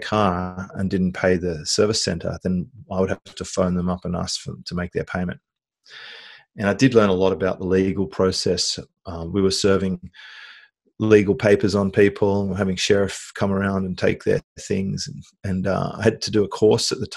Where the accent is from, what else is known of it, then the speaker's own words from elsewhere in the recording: Australia; I was born in Australia, went through usual sort of suburban upbringing